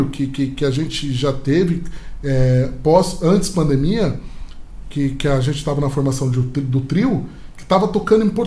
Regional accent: São Paulo, Brazil; Se você pega um moleque lá do interior de São Paulo, que nem eu vim do interior de São Paulo

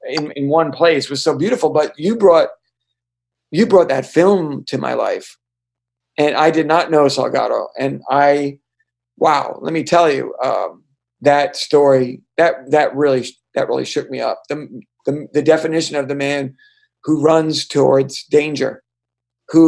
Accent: Hudson, New York, United States; met me in Hudson. You came to my hometown

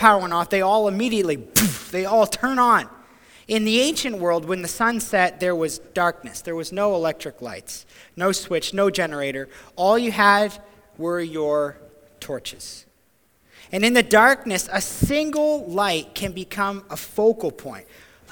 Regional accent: Ontario, Canada; moved away as an adult; also born or lived in New Brunswick; now in Grand Manan, Canada; back home to Ontario

